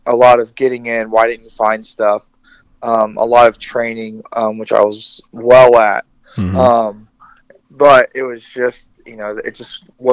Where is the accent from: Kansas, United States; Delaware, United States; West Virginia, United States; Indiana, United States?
Indiana, United States; Rochester; also born or lived in Alaska / Colorado; I grew up in Rochester, Indiana. It is a non-diverse community.